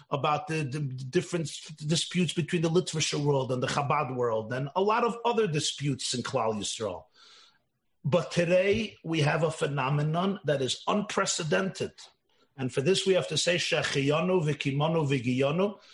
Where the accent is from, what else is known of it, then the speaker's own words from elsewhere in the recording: Maryland, United States; I told Rabbi Chodakov … from Maryland.